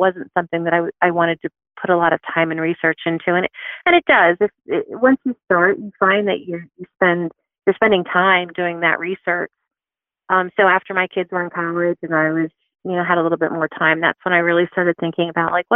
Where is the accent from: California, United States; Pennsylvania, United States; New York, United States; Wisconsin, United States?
Pennsylvania, United States; Philadelphia; I grew up in Philadelphia